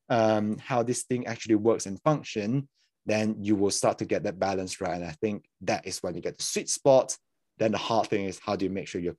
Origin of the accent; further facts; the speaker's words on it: Malaysia; moved away as an adult; yeah, so I'm a I'm a born and raised in Malaysia, next to Singapore. If people don't know, um, and then eight years ago, so I was there for like the first eighteen years of my life